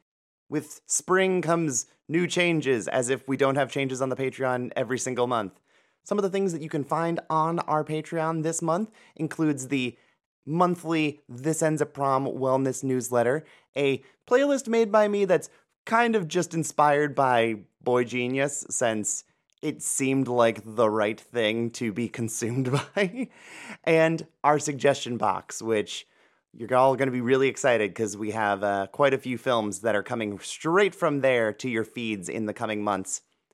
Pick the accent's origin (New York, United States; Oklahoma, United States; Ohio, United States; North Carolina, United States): Ohio, United States; Cleveland; now in Los Angeles, United States; I'm a transplant from Cleveland to Los Angeles, and those are extremely different worlds.